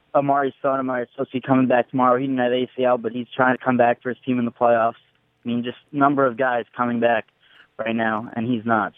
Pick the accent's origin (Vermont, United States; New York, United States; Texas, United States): New York, United States; I'm from New York.